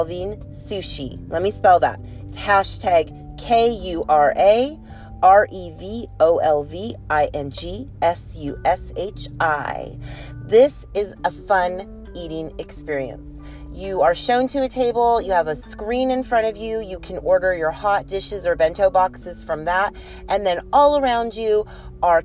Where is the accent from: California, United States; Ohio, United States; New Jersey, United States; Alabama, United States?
California, United States; Sacramento; in my hometown, Sacramento, California.